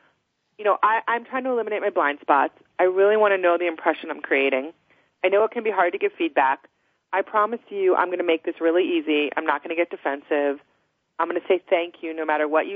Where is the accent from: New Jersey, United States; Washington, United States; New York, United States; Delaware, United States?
New Jersey, United States; now in Colorado, United States; I'm from New Jersey originally